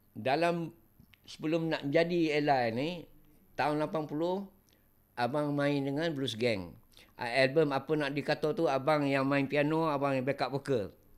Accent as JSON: {"language": "Malay", "region": "Kelantan", "country": "Malaysia", "also_born_or_lived": "Johor", "moved": "yes", "said": "aku orang Kelantan"}